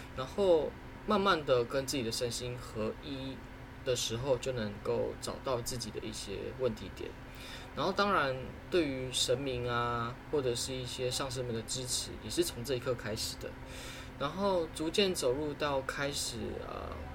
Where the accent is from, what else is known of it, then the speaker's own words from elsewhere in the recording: Taoyuan, Taiwan; 我家里的长辈，我的阿妈，然后他是在我们桃园一间呃慈惠堂，然后在做呃一个信仰，然后是一间公庙